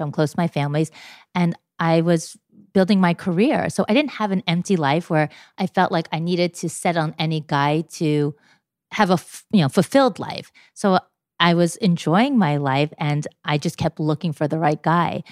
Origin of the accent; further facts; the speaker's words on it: New York, United States; I am 47 years old and I'm from New York.